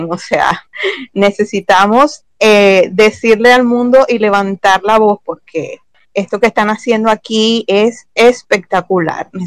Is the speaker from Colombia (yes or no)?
no; Venezuela; no sé si será porque somos todas latinas, venezolanas, no sé por qué